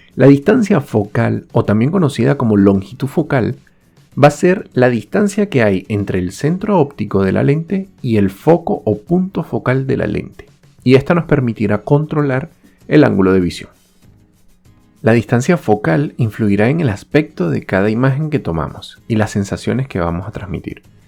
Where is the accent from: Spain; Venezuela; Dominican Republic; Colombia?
Venezuela; moved away